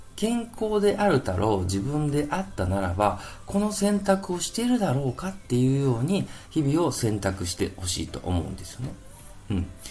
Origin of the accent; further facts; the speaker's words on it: Kansai, Japan; accent: Kansai dialect; 関西弁出ちゃいましたけども